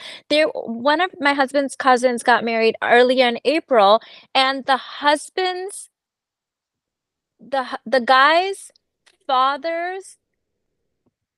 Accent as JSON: {"language": "English", "country": "Pakistan", "said": "we're Pakistani"}